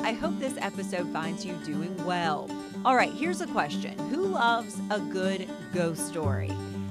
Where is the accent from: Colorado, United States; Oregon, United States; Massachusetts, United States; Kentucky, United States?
Kentucky, United States; Harrison County; When I was a child growing up in Harrison County